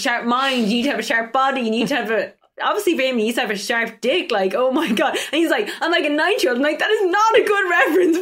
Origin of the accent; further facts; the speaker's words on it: Ireland; I'm from Ireland